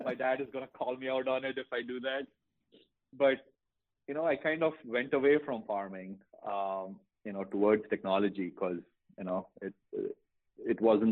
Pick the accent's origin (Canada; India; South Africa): India; moved away as an adult; now in United States; when I was growing up in India